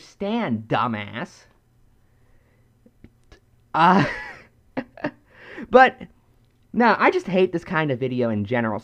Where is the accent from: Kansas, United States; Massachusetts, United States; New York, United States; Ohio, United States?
Ohio, United States; In my home state, the state of Ohio